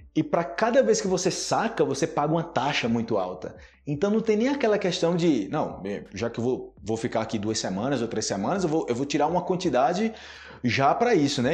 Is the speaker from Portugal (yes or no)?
no; Brazil